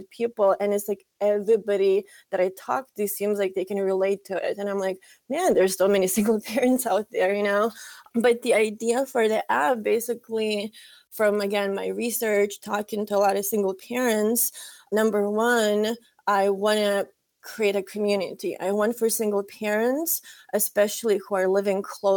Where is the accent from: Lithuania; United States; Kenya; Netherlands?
Lithuania; moved away; I am originally from Lithuania